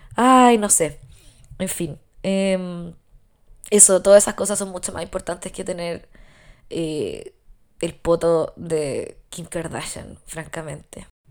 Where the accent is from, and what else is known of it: Chile